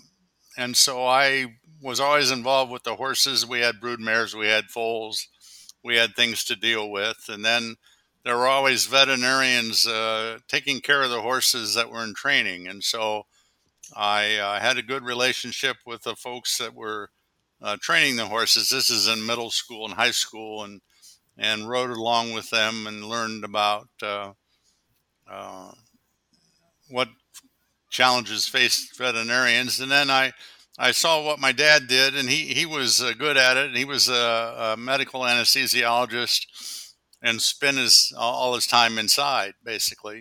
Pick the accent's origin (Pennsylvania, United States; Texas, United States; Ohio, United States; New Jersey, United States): Ohio, United States; Columbus; I was born in Columbus, Ohio, when my dad was a medical student